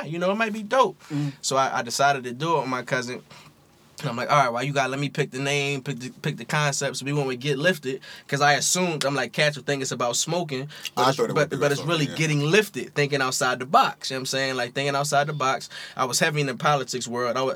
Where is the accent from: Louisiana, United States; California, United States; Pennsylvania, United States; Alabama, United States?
Pennsylvania, United States; Philadelphia; also born or lived in Hawaii; I'm from Philly. I grew up in the Philly area